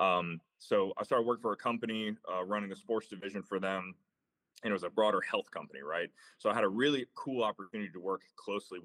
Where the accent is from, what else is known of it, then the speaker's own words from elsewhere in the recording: Tampa, Florida, United States; I grew up in Tampa, Florida, kind of classic, like Florida kid, man, like played ball at Florida State